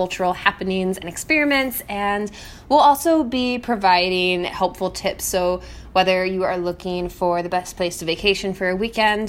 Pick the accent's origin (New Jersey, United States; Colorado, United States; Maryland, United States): Colorado, United States; now in Santiago, Chile; I'm from Colorado